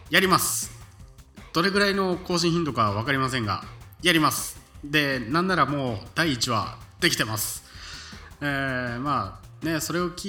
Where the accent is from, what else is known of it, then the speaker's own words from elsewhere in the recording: Kansai, Japan; accent: Kansai-ben (slightly broken local Kansai-type dialect); 言葉は関西弁というか僕らの地元の微妙に崩れた関西系の、えー、言葉なので